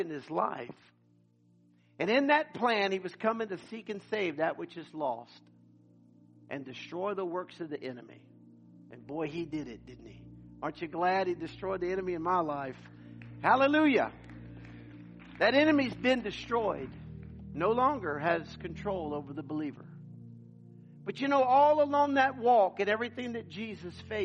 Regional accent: United States; we're missionaries from the United States

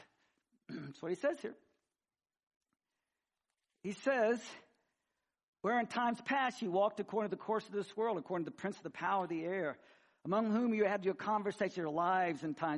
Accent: Missouri, United States; I grew up in Missouri and hillbilly redneck

